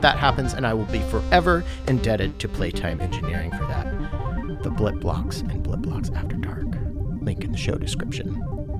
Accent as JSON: {"language": "English", "region": "Washington", "country": "United States", "tie": "born or raised there", "also_born_or_lived": "Michigan", "said": "I grew up in Washington State"}